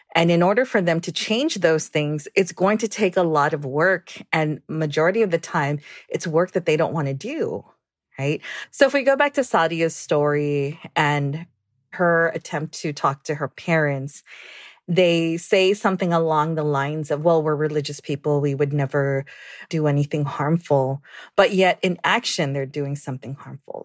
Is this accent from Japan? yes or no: no; Guam; I'm originally from Guam, born and raised.